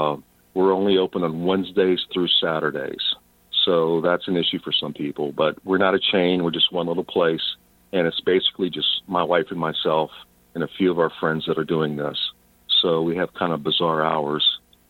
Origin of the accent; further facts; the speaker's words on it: Louisiana, United States; also born or lived in New Orleans / Baton Rouge / Lafayette; I was very fortunate growing up in South Louisiana in that my father worked for an oil refinery, Texaco oil refinery, and we moved around a lot along the Gulf Coast.